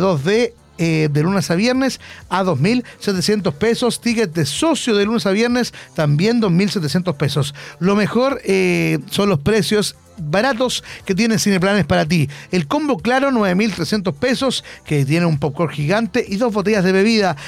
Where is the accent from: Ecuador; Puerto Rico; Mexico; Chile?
Chile; Concepción, Biobío; Hoy somos de Concepción